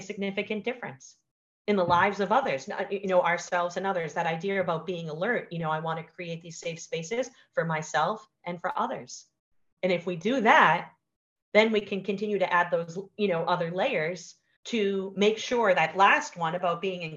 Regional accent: Boston, Massachusetts, United States; I'm from Boston

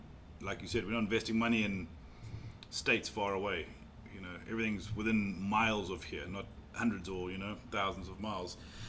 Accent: South Africa; also born or lived in Mauritius; now in North Carolina, United States; I was born in Mauritius, grew up in South Africa, and I've been fortunate to call North Carolina home for 20 years now.

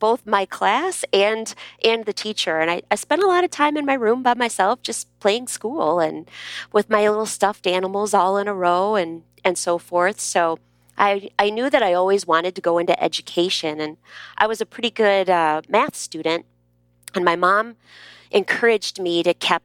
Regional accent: Michigan, United States; accent: Midwest; moved away as an adult; also born or lived in Texas; I grew up in Michigan and I was an only child for 10 years

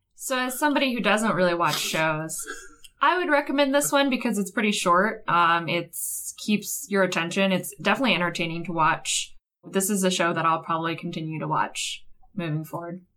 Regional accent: United States; as an American

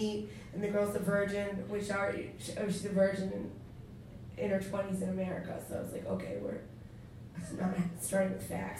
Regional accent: Maine, United States; I'm from Maine

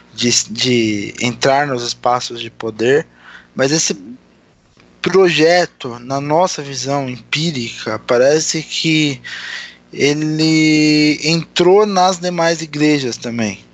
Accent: Santo André, São Paulo, Brazil; Eu também sou do segundo subdistrito

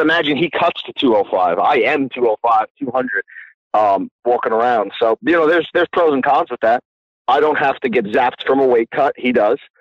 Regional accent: Long Island, New York, United States; also born or lived in New Jersey; now in Long Island, United States; I grew up in Long Island, and then I moved to New Jersey for a little while

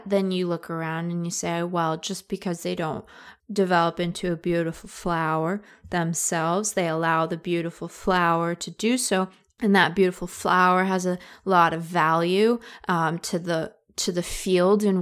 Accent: the Northwest, Pacific Northwest, United States; I'm from the Northwest

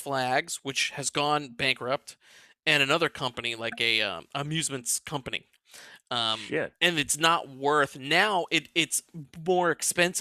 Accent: New Orleans, Louisiana, United States; I'm from New Orleans

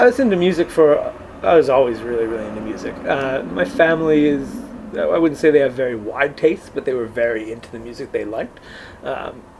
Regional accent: Ardmore, Pennsylvania, United States; I grew up in Ardmore

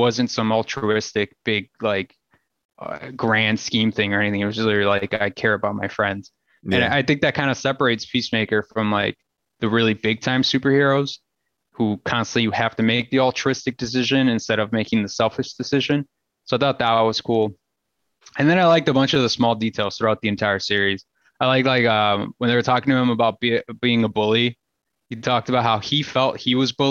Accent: Berwyn, Illinois, United States; I grew up in Berwyn

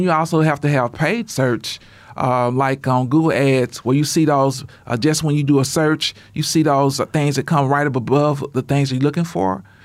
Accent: Shreveport, Louisiana, United States; now in Oklahoma, United States; I'm originally from Shreveport, Louisiana.

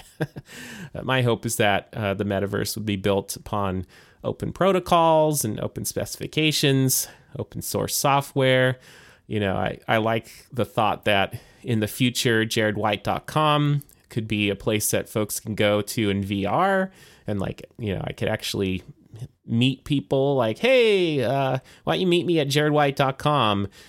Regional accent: United States; born and raised here in the United States

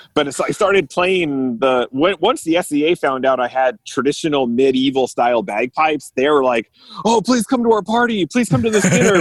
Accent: California, United States; I'm born and raised in California

